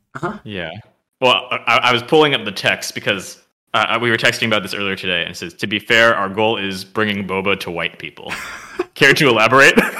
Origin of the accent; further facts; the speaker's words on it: San Jose, California, United States; we grew up together in San Jose